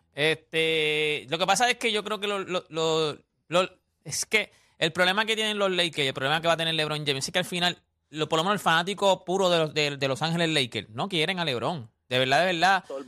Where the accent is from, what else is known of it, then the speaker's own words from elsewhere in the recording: Canóvanas, Puerto Rico; yo soy de Villas de Loiza nacido y criado en Villas de Loiza ya, no vivo en Villas, pero soy de Villas de Loiza